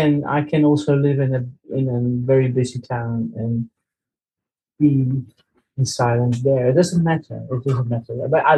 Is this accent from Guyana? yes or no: no; Netherlands; now in Spain; I'm joining you at the moment from Spain, but I'm from the Netherlands myself, but I live in Spain.